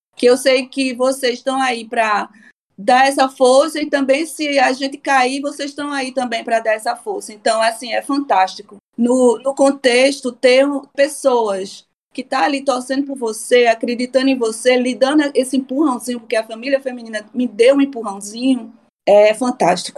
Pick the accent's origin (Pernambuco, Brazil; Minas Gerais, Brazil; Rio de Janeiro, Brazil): Pernambuco, Brazil; Recife; moved away as an adult; now in Stockholm, Sweden; Sou de Recife, Brasil, né? Pernambucana